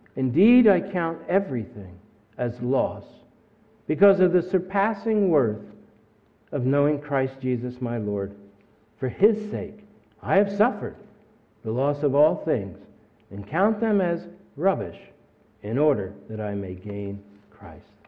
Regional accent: Camden, New Jersey, United States; I was born in Camden

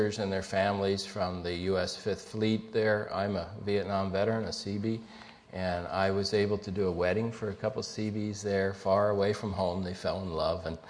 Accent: New Jersey, United States; moved away; I'm a schlep from South Jersey

